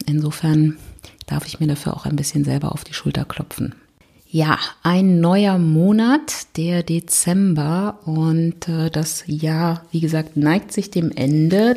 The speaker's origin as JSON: {"language": "German", "region": "Berlin", "country": "Germany", "said": "ich komme aus Berlin"}